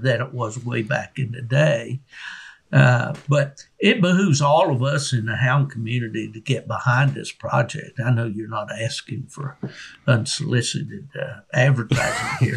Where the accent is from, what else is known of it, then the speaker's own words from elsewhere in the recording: Beckley, West Virginia, United States; my hometown of Beckley, West Virginia